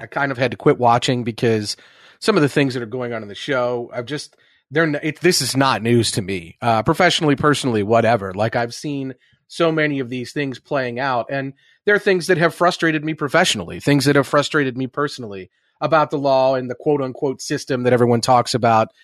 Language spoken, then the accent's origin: English; Midwest, United States; the people that I grew up around the Midwest